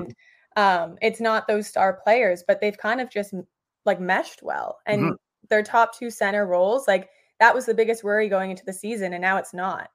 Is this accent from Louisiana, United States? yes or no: no; New York City, New York, United States; moved away as an adult; now in Boston, United States; grew up in the city about 15 minute walk from Madison Square Garden.